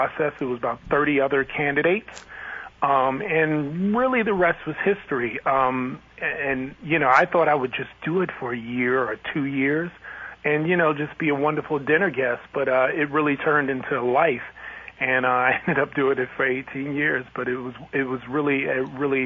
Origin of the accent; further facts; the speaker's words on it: New York City, New York, United States; growing up in New York City